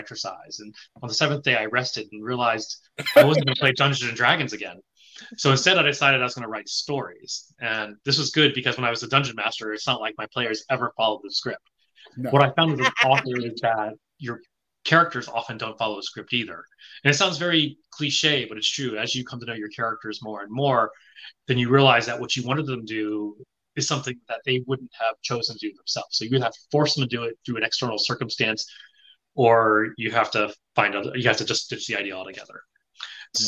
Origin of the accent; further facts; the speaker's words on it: the South, United States; moved away as an adult; also born or lived in Taiwan / Japan; I grew up in the South at a time when I could count the number of Asians from sixth grade to high school on one hand